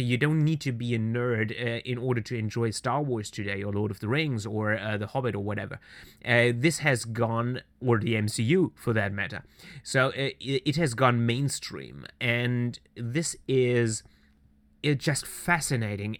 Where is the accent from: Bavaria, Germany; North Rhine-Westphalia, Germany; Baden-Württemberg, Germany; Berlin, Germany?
Baden-Württemberg, Germany; Swabia, near Stuttgart; I was born and raised in southern Germany, uh, southwest Germany which is uh, Swabia. I'm coming from the uh, uh, direct surroundings of the state capital of Stuttgart